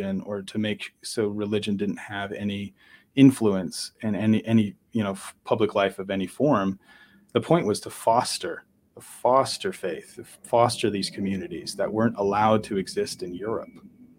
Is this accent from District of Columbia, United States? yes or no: no; Miami, Florida, United States; born there; also born or lived in Latin America; I'm North America. I was born in Miami, Florida. I'm an American citizen.